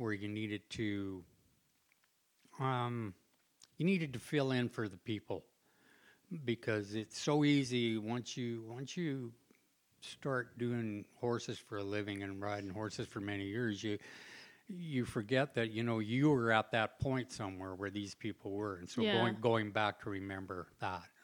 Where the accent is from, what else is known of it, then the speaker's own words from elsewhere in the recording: Langley, British Columbia, Canada; moved away; also born or lived in Surrey, British Columbia; where I grew up was on the West Coast. So I was in Langley, Surrey.